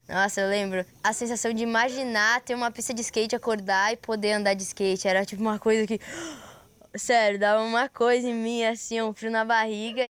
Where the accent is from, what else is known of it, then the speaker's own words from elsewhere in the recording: Florianópolis, Santa Catarina, Brazil; eu nasci aqui em Floripa, na Ilha da Magia.